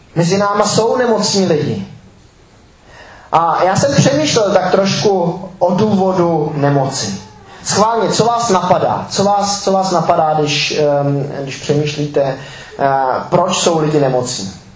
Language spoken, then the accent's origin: Czech; Czechia; jako Češi